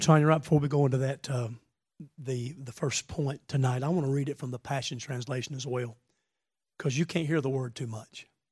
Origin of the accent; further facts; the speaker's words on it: the South, Southern United States, United States; I am a Southerner